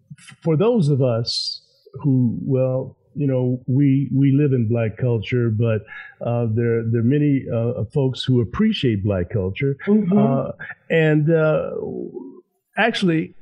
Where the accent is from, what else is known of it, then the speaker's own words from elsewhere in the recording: Chicago, Illinois, United States; I'm from Chicago